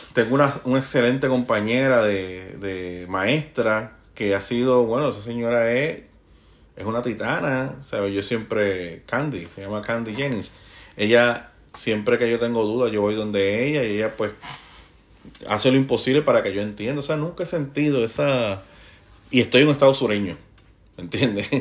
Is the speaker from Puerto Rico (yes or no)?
yes; Puerto Rico; moved away as an adult; now in United States; yo soy el latino puertorriqueño que ando aquí